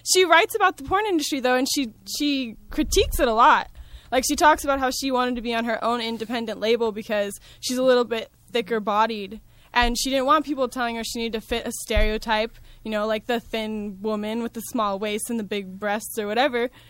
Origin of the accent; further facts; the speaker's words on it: Santa Ana, California, United States; I grew up in Santa Ana.